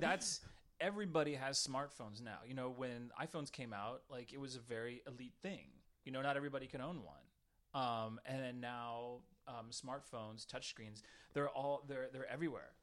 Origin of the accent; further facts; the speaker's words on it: Southern California, United States; I grew up in Southern California, um, like in in a small town, it's about 30, 30 miles east of San Diego.